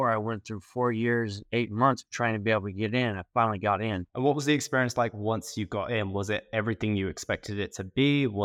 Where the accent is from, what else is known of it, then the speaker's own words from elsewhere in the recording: Oklahoma, United States; also born or lived in Texas; I, uh, I grew up in Oklahoma. We moved from Texas to Oklahoma every